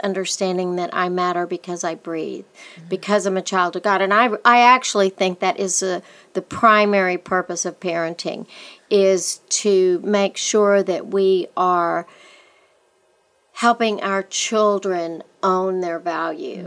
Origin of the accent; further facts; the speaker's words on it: West Texas, United States; growing up in West Texas, little boys were told, shake it off, shake it off.